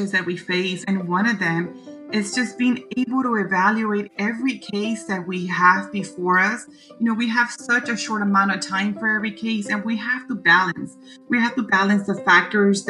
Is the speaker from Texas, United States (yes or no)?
yes; Mission, Texas, United States; also born or lived in McAllen, Texas / Michigan; I was raised in Mission, Texas, and I attended La Jolla High School